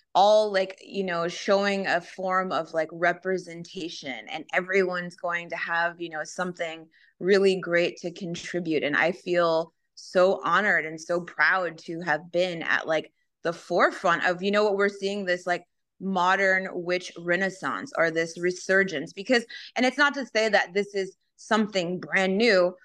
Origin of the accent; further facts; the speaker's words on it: Los Angeles, California, United States; I grew up in Southern California and Los Angeles, so spend a lot of time in Venice Beach.